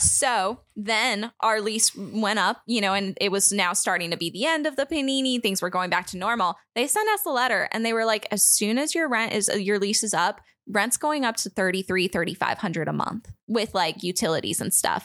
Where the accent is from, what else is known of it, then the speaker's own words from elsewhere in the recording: United States; I'm an American